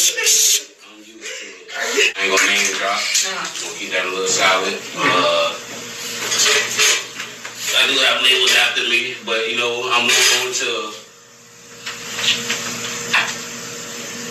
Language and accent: English; Clearwater, Florida, United States; also born or lived in Tarpon Springs, Florida; originally from Clearwater, Florida, Tarpon Springs